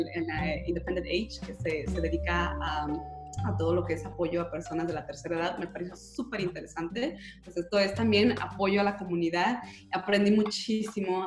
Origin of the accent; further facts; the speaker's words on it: Guadalajara, Jalisco, Mexico; yo también soy tapatía